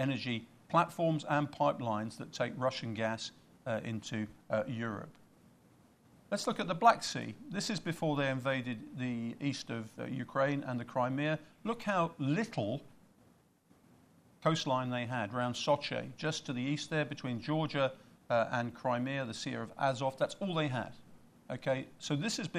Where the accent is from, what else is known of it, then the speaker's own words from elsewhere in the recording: United Kingdom; I'm Brit